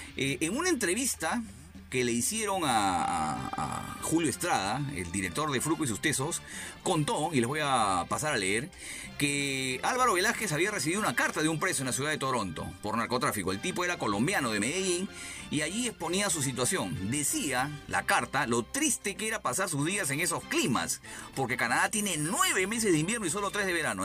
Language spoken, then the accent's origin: Spanish; Lima, Peru; yo también soy de Breña, empezamos a ubicarnos, yo soy más o menos por, la, por el mercado La Flores